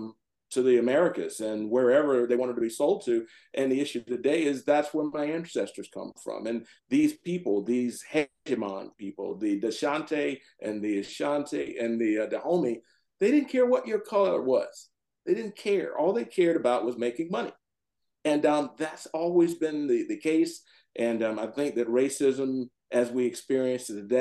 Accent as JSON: {"language": "English", "region": "the South", "country": "United States", "tie": "born or raised there", "moved": "yes", "lives_now": "Howard County, Maryland, United States", "said": "I grew up in the South"}